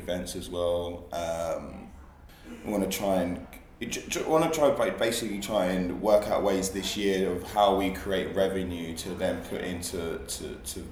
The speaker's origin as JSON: {"language": "English", "town": "Hastings", "region": "South East England", "country": "United Kingdom", "moved": "yes", "said": "I'm originally from Hastings, which is by the sea"}